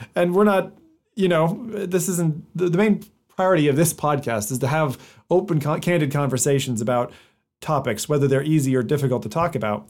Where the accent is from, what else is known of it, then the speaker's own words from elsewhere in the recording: United States; moved away; being half American, I was born there and grew up there